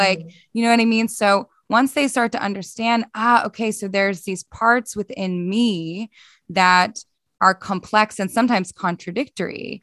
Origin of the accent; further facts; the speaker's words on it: Philadelphia, Pennsylvania, United States; moved away; also born or lived in Boston; so I'm originally from Philadelphia in the States